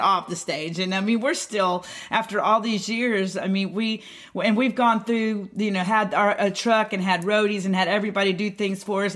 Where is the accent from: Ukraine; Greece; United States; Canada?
United States; Houston, Texas; I was born in Houston